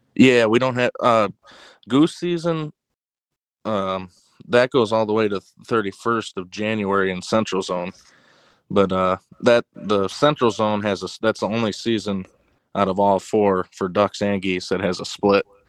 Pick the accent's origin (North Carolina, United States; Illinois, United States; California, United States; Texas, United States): Illinois, United States; Ottawa; I'm from Ottawa, Illinois